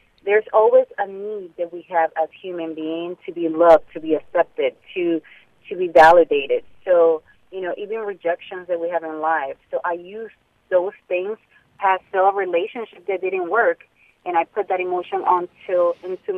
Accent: New York City, New York, United States; also born or lived in Harlem; I grew up in Washington Heights

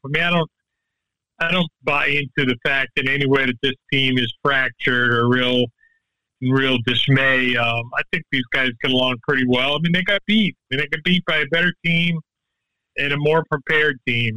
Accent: Boston, Massachusetts, United States; now in Florida, United States; growing up in the Northeast, up around Boston

